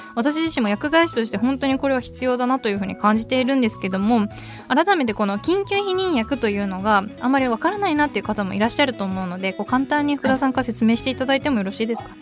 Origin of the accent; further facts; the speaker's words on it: Niigata, Japan; 出身が新潟